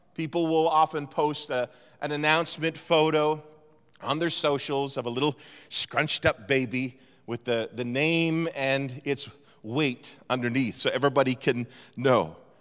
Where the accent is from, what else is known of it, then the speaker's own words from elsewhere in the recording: East Coast, Atlantic Canada, Canada; moved away as an adult; also born or lived in Toronto; I grew up on the East Coast